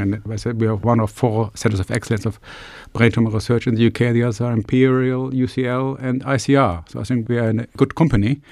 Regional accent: Germany; moved away as an adult; also born or lived in Glasgow / United States; now in Plymouth, United Kingdom; I'm from Germany originally, so I came over actually probably sixteen years ago

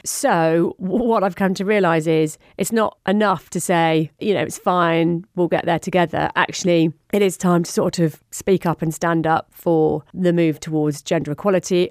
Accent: Surrey, South East England, United Kingdom; accent: home counties; also born or lived in Wirral / Port Sunlight; I spent most of my time growing up in Surrey, hence the home county's accent

